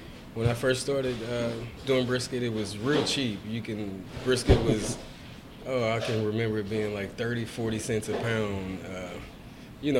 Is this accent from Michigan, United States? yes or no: no; Houston, Texas, United States; I'm born and raised in Houston